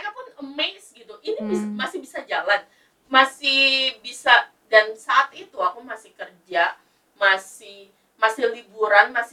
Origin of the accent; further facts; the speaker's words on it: Bekasi, West Java, Indonesia; BPJS itu nggak bisa cover untuk kita kalau di Jakarta gitu kan ya karena aku orang Bekasi jadi oh. BPJS-nya dipakainya di Bekasi.